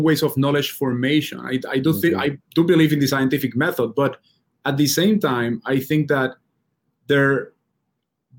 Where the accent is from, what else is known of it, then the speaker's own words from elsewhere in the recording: Puerto Rico; moved away as an adult; I grew up in Puerto Rico